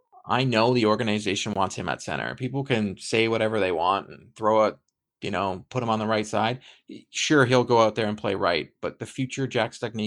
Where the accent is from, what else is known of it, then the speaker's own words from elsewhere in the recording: Canada; I'm excited as a Canadian